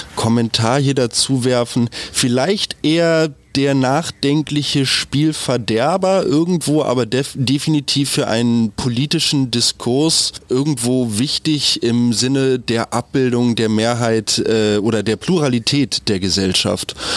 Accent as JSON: {"language": "German", "country": "Germany", "said": "Wir als Deutsche"}